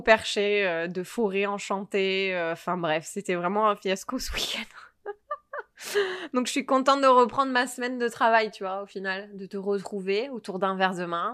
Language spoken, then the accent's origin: French; Provence-Alpes-Côte d'Azur, France; moved away; also born or lived in Sacramento, United States; je venais de Provence